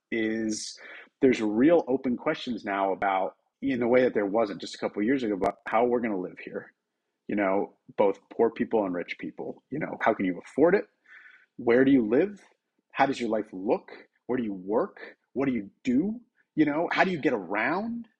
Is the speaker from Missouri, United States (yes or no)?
no; outside Boston, Massachusetts, United States; now in New York City, United States; I grew up outside Boston